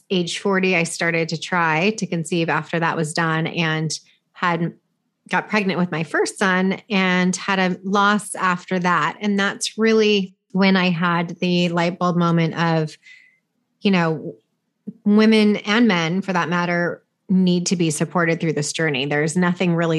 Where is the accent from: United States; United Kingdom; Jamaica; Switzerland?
United States; California; I'm from California, I live in California